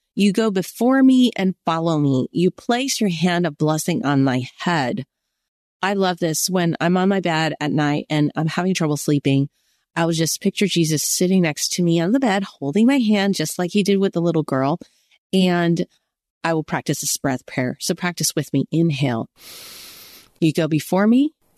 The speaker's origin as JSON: {"language": "English", "country": "United States", "said": "I'm Chinese American."}